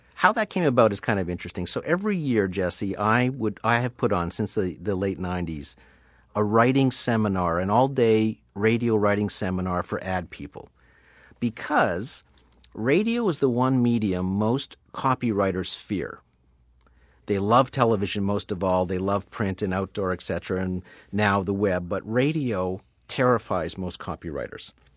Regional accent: Sudbury, Ontario, Canada; now in Toronto, Canada; I grew up in Sudbury, Ontario, which is five hours north of where I'm sitting right now in Toronto

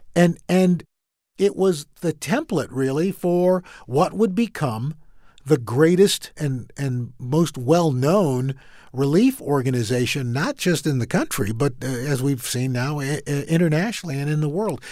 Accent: New York City, New York, United States; also born or lived in Brooklyn, New York; I am from Queens, New York. I, we lived in Brooklyn for a little bit, but most of my time was, was spent in Queens.

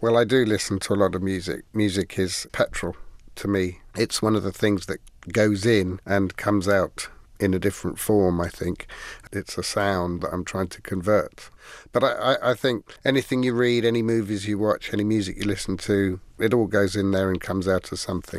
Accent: England, United Kingdom; Being English

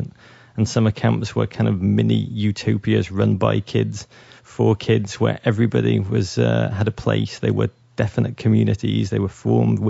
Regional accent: Liverpool, North West England, United Kingdom; moved away; I'm from Liverpool, England, which is a remarkable place to come of age

